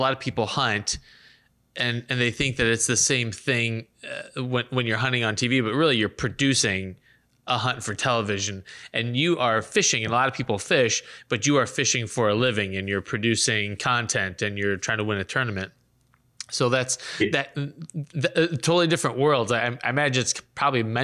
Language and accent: English; North Central Illinois, United States; I grew up in North Central Illinois